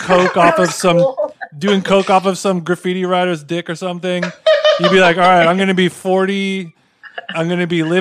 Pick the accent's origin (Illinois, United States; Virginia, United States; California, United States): California, United States; Orange County; I'm from Orange County, California.